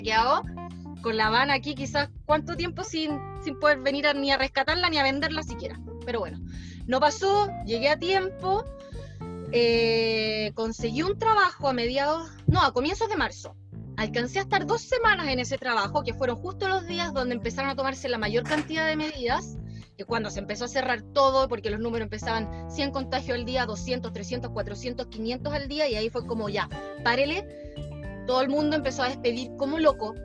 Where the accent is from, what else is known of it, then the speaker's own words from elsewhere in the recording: Chile; moved away as an adult; now in Australia; Yo llegué a Australia de vuelta de Chile a mediados de febrero